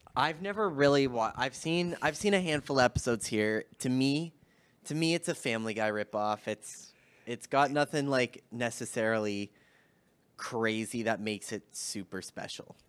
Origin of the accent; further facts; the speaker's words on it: Canada; being Canadian